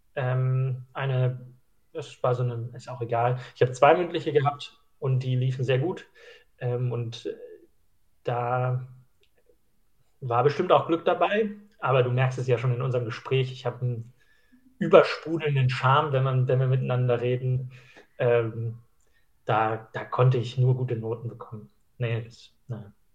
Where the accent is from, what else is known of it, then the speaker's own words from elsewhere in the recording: Schleswig-Holstein, Germany; moved away; Ich komme ursprünglich aus Schleswig-Holstein